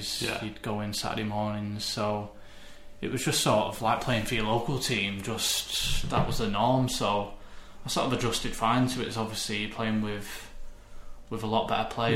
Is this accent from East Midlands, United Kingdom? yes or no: no; Oldham, North West England, United Kingdom; I was born in Chadderton, Oldham. So, obviously grew up there, went to school there